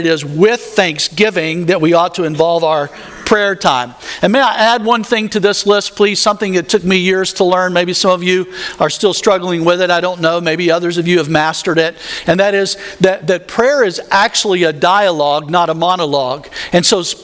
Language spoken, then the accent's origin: English; the South, United States; I grew up in the South